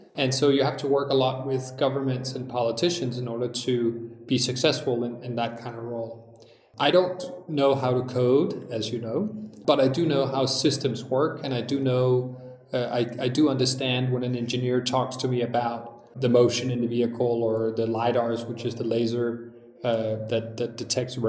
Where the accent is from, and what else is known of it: Denmark